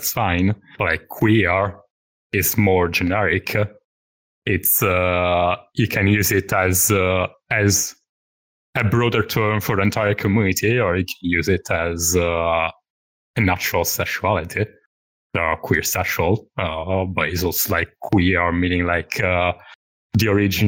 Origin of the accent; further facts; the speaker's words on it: Milan, Lombardy, Italy; English is a second language; moved away as an adult; now in United Kingdom; I'm from Italy, as you could probably tell from my weird accent.